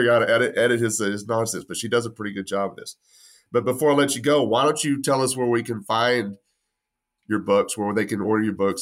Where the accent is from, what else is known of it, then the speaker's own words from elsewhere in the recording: West Texas, United States; I'm from West Texas. I'm not Italian